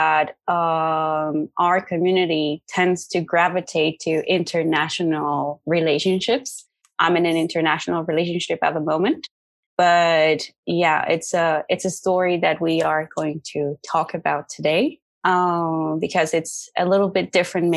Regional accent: Netherlands; I'm from the Netherlands, but I'm actually half Mexican as well. So I was brought up in a bicultural family

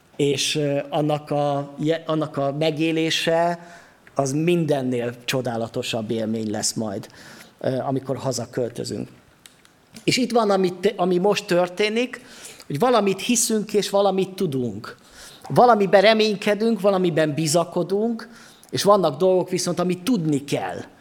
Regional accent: Sopron, Győr-Moson-Sopron, Hungary; now in Gyula, Hungary; itthon vagyok én most Gyulán, de lehet, hogy otthon érzem magamat Sopronba, mert ott van az én otthonom, ott nőttem föl

